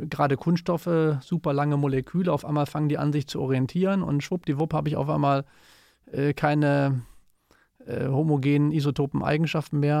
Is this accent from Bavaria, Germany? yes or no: no; Cologne, North Rhine-Westphalia, Germany; das passt uns natürlich gut als Kölner, wir, wir lieben Dreigestirne.